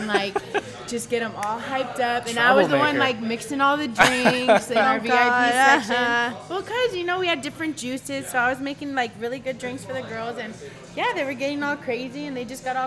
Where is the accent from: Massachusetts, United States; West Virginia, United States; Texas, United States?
Texas, United States; El Paso; I grew up in the Northeast. I went to Andrews. I graduated from over there.